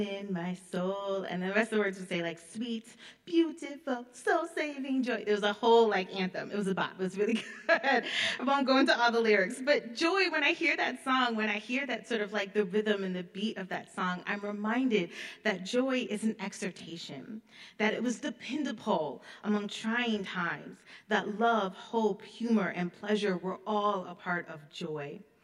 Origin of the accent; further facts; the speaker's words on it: Illinois, United States; moved away; also born or lived in Detroit, Michigan / Grand Forks, North Dakota; I was raised in Illinois